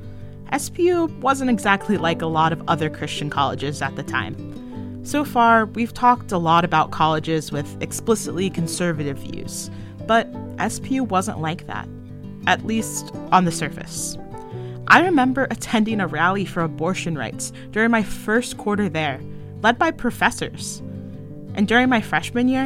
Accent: central Kansas, United States; I grew up in the Heartland, in a mid-sized town in central Kansas

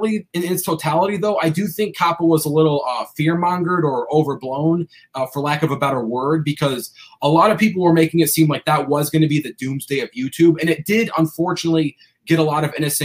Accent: Cleveland, Ohio, United States; I grew up in Cleveland, so I'm like a diehard Cavaliers fan

